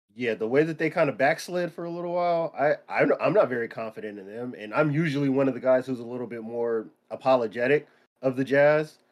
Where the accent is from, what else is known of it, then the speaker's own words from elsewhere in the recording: San Diego, California, United States; Growing up in San Diego